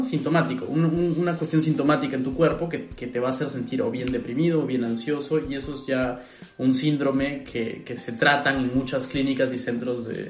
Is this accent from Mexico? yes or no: no; Peru; now in Berlin, Germany; yo soy peruano